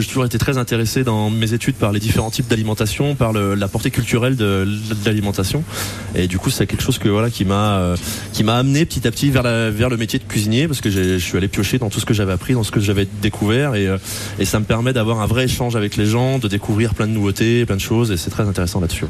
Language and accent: French; Apinac, Auvergne-Rhône-Alpes, France; je suis originaire d'Apinac comme lui